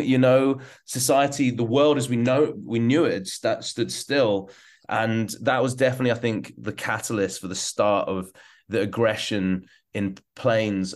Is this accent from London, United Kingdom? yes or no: yes; London, United Kingdom; also born or lived in Hong Kong; now in Hamburg, Germany; I'm from London and uh, also kind of Hong Kong